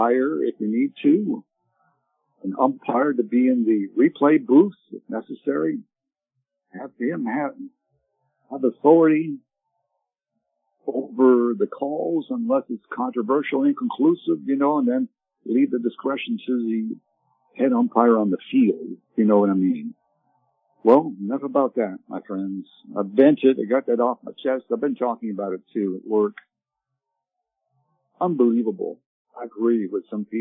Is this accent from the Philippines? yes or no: no; Canada; also born or lived in Ottawa, Canada; now in United States; I grew up in Canada